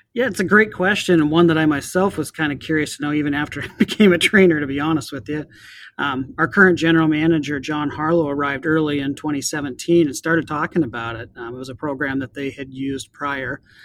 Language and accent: English; Montana, United States; now in Snohomish County, United States; growing up in Montana